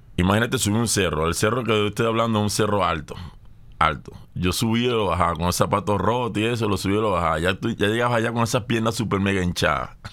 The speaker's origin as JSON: {"language": "Spanish", "town": "Barcelona", "region": "Anzoátegui", "country": "Venezuela", "said": "Yo soy de Tronconal"}